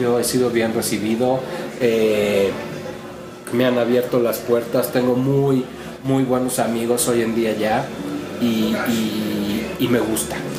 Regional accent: Mexico City, Mexico; moved away as an adult; also born or lived in France; now in New York, United States; Yo soy mexicano, nacido en el Distrito Federal

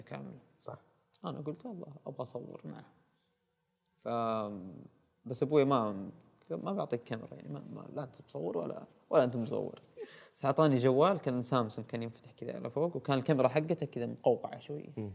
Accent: Al-Namas, Asir, Saudi Arabia; moved away as an adult; also born or lived in Abha; انا ولدت وعشت وتربيت اول سنوات حياتي في محافظه النواص في قريه صغيره اسمها الرهوه

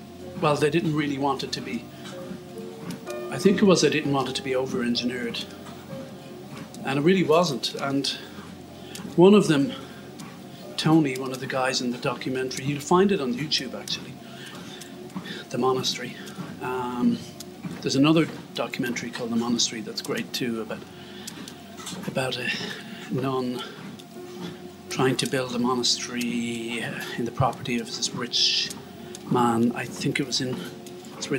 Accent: Ireland; as an Irish Catholic

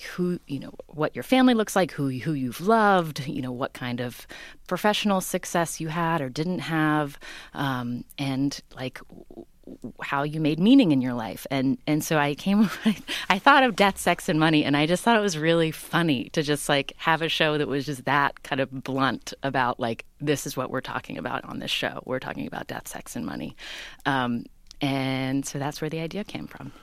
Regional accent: Charleston, West Virginia, United States; moved away as an adult; also born or lived in Stanford; I grew up in Charleston, West Virginia, the capital city.

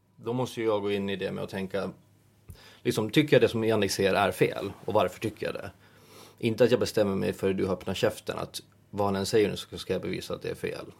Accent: Åland Islands; moved away as an adult; now in Stockholm, Sweden; hemma på Åland

